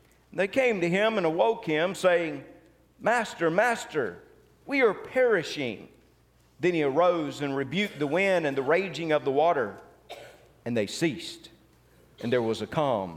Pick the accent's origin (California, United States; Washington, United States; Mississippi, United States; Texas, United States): Mississippi, United States; Tupelo; growing up in Tupelo, sometimes we would go down to Ballard Park